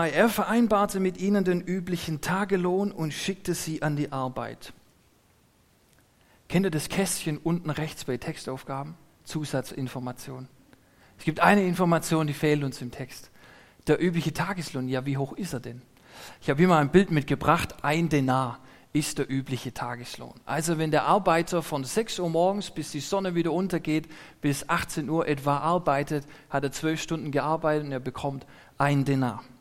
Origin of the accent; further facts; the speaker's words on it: Neubulach, Baden-Württemberg, Germany; wo ich herkomme aus Neubulach, da gibt es ein, ein Gasthaus, Mönchswasen heißt es.